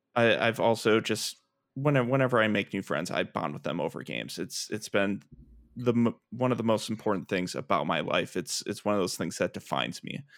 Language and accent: English; Milwaukee, Wisconsin, United States; now in Minneapolis, United States; I am originally from Milwaukee, Wisconsin, uh, where I, uh, grew up